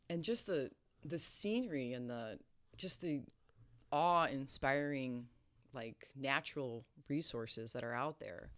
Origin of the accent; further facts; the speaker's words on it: Chebanse, Illinois, United States; we grew up in Chabance, Illinois